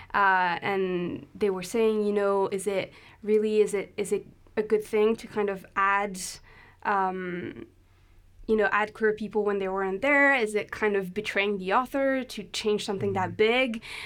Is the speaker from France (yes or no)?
yes; France; English is a second language; moved away as an adult; also born or lived in London, United Kingdom; now in Aberdeen, United Kingdom; I'm French. uh, but I came to the UK when I was 18